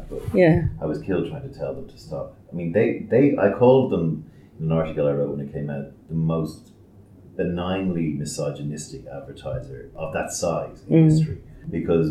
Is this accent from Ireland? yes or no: yes; Ireland; We say in Ireland